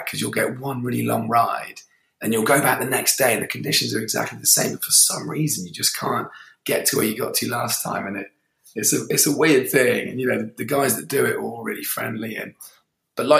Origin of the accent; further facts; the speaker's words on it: Gloucester, South West England, United Kingdom; now in Cornwall, United Kingdom; I'm originally from Gloucester and my house is about 5 minutes away from the river.